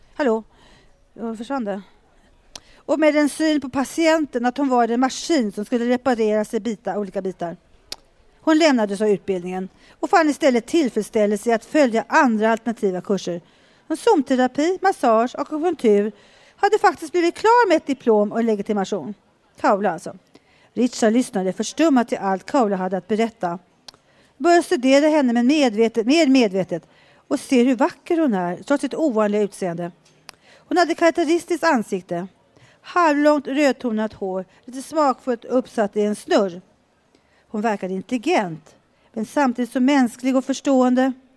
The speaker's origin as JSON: {"language": "Swedish", "town": "Mora", "region": "Dalarna County", "country": "Sweden", "moved": "yes", "said": "Från jag är eh, från Dalarna."}